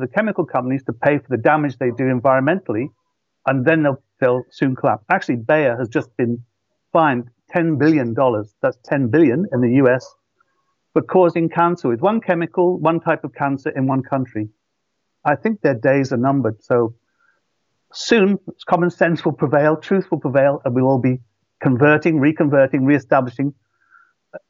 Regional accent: Shropshire, West Midlands, United Kingdom; moved away as an adult; also born or lived in London; And I come from Shropshire, and it was Darwin's birthplace. He visited the village I grew up in to collect his samples.

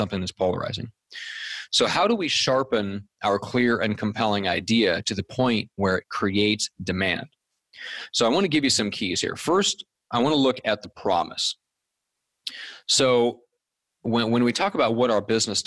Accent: Omaha, Nebraska, United States; When I was growing up in Omaha, Nebraska

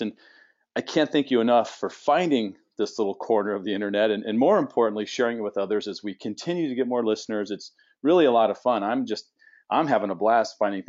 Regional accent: San Diego, California, United States; moved away as an adult; also born or lived in Phoenix, Arizona; I was born and raised in San Diego, but then my wife and I relocated to Phoenix in 1999

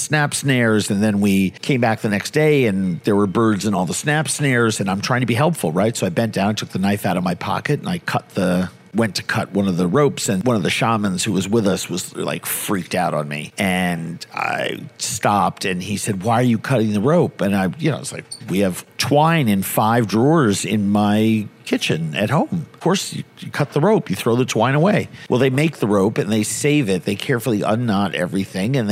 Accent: New York City, New York, United States; Born and raised in New York City, New York

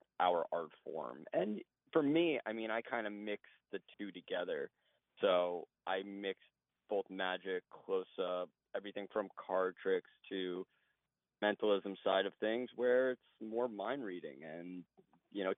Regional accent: Oceanside, New York, United States; I grew up in Oceanside, Long Island

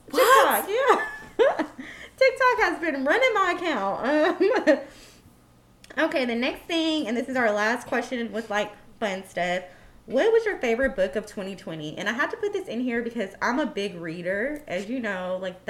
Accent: United States; I am Black American, a.k.a. ADOS.

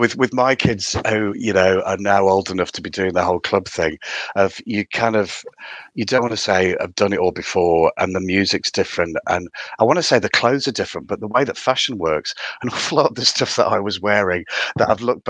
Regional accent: Consett, North East England, United Kingdom; accent: Geordie; moved away; also born or lived in Birmingham / Midlands; You can tell from my really strong accent that I'm from County Durham originally. So I'm a concert lad, born and bred.

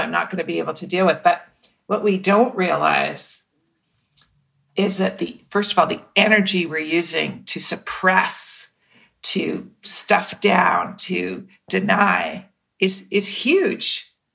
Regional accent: Mississauga, Ontario, Canada; growing up in Mississauga, Ontario

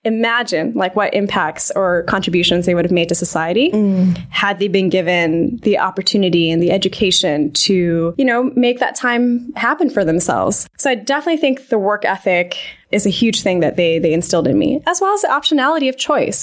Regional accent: Vancouver, British Columbia, Canada; moved away as an adult; now in United States; I grew up in Vancouver, Canada

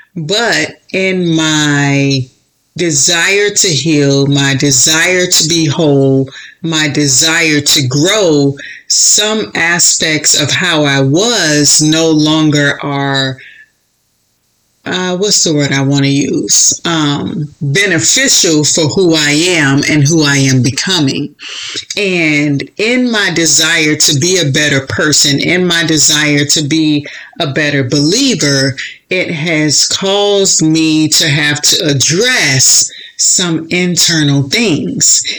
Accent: Florida, United States; moved away; also born or lived in Chicago; I was born and raised in Florida

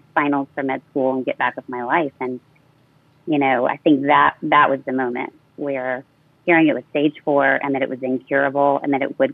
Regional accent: San Antonio, Texas, United States; moved away; to my hometown of San Antonio, Texas.

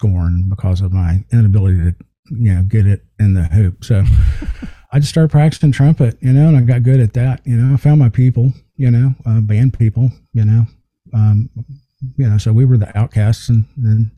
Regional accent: Mississippi, United States; moved away as an adult; I grew up in Mississippi

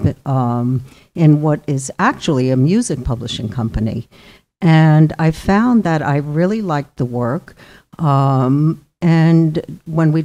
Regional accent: Clifton, New Jersey, United States; moved away as an adult; also born or lived in Purchase, New York / Phoenix, Arizona; now in Westerly, United States; I grew up in Northeast New Jersey in a town called Clifton

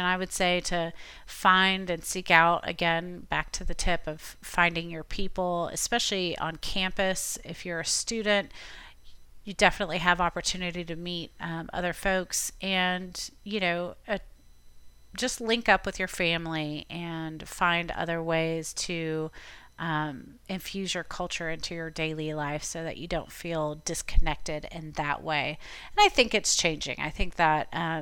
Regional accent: Tampa, Florida, United States; moved away as an adult; now in Abingdon, United States; I am from Tampa

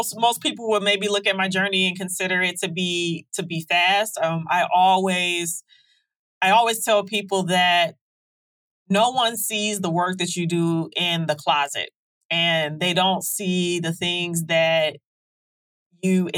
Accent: Detroit, Michigan, United States; Growing up in Detroit

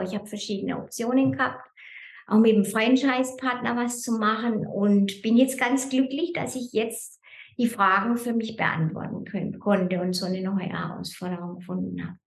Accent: Germany; moved away as an adult; now in Lucerne, Switzerland; ich bin ja ursprünglich Deutsche. Mhm. Ich bin 2004 in die Schweiz gekommen

